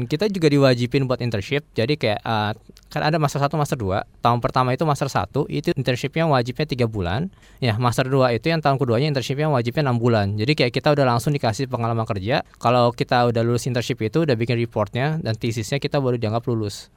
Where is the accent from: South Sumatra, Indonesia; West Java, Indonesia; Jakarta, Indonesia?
Jakarta, Indonesia; moved away as an adult; also born or lived in La Rochelle, France; saya lahir besar di Jakarta